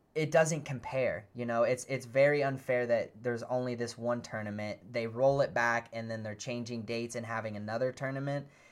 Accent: United States; being an American VGC player

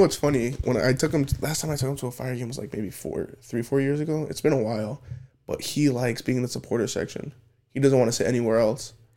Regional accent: United States; I'm American

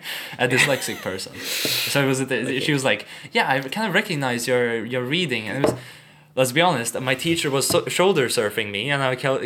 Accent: Stockholm, Stockholm County, Sweden; also born or lived in Riga, Latvia / Düsseldorf, Germany; so my mom and me moved with my stepdad to Stockholm.

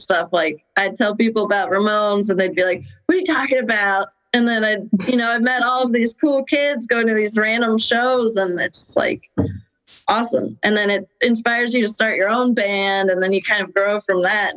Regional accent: Denver, Colorado, United States; now in Baltimore, United States; I grew up in Denver, Colorado

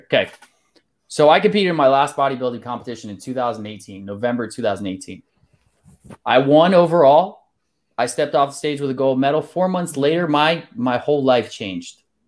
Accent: Pennsylvania, United States; moved away as an adult; also born or lived in Salisbury, Maryland / Whidbey Island, Washington / Hawaii / Saint Louis; I moved over to Sailorsburg, Pennsylvania, not too long after that. I was there for about, let's see, fourteen years

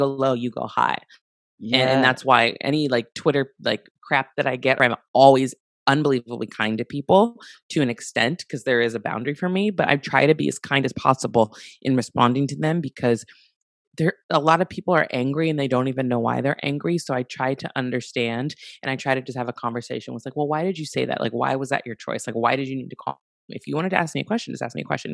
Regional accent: Santa Barbara, California, United States; Growing up in Santa Barbara, I grew up in predominantly white space

